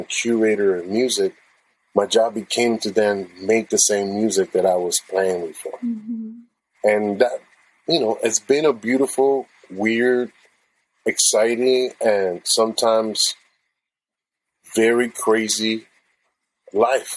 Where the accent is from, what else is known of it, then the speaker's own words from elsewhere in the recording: San Juan, Puerto Rico; English is a second language; moved away; also born or lived in Arecibo, Puerto Rico / Chicago; I grew up in Bayamon and San Juan, the metropolitan area.